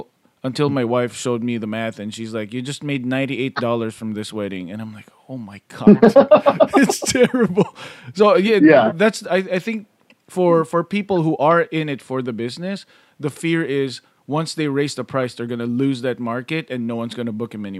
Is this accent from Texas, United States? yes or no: no; California, United States; maybe it's because we're from California.